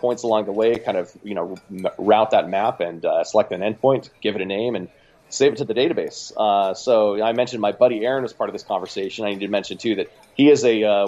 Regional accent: Oregon City, Oregon, United States; Oregon City, Oregon, which is outside of Portland

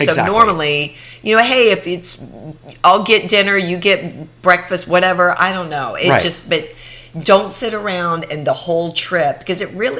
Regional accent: Ohio, United States; I grew up in Ohio.

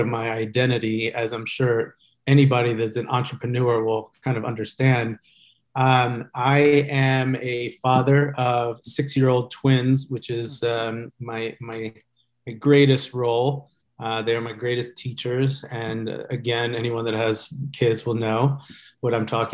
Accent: Georgia, United States; moved away as an adult; now in Orange County, United States; I grew up in Georgia though, and came out here about 20 years ago.

